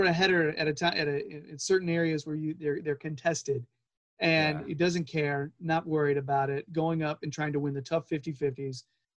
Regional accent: North Carolina, United States; I'm 42 and from North Carolina

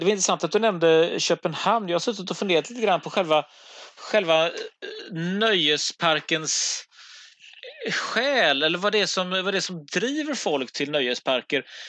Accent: Gothenburg, Västra Götaland, Sweden; som göteborgare

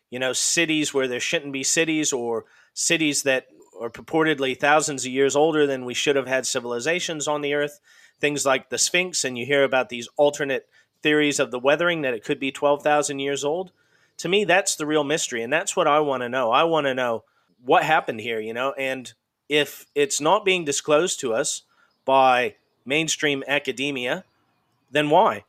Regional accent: Idaho, United States; also born or lived in Washington / Montana; I'm originally from the Pacific Northwest in the US. I'm originally from Idaho State, and I lived there and in and around in Washington and Montana

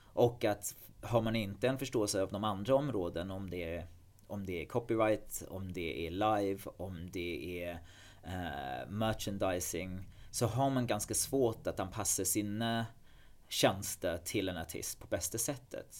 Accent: England, United Kingdom; Swedish is a second language; moved away as an adult; now in Sweden; i England, i alla fall där jag kommer ifrån

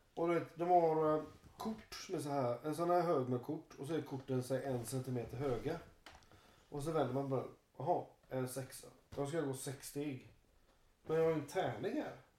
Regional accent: Halland County, Sweden; Jag är från Halland i och för sig.

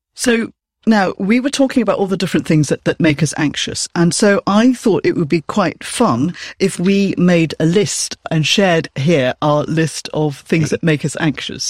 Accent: Malaysia; now in United Kingdom; I'm originally from Malaysia. I'm Chinese. Now I'm British

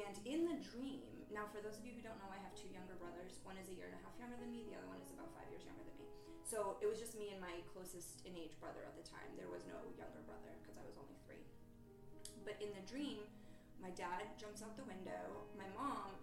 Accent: Massachusetts, United States; moved away; I'm from Massachusetts.

